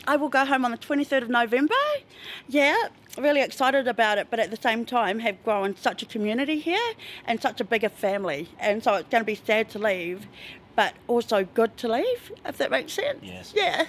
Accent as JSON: {"language": "English", "town": "Tauranga", "region": "Bay of Plenty", "country": "New Zealand", "moved": "as an adult", "lives_now": "Christchurch, New Zealand", "said": "I'm from Tauranga"}